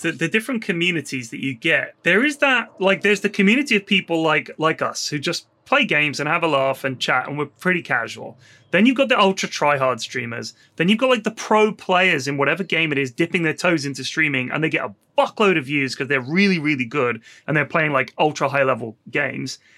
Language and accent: English; Bournemouth, South West England, United Kingdom; born or raised there